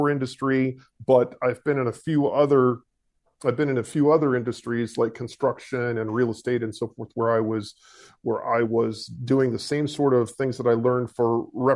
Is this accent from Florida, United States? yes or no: yes; east coast of Florida, United States; also born or lived in Atlanta, Georgia; I was born in Atlanta, Georgia, moved to east coast of Florida when I was about 3, been here ever since